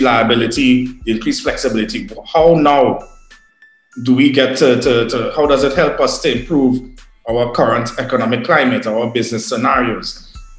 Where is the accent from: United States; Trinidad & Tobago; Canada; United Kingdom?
Trinidad & Tobago; as a Trinidadian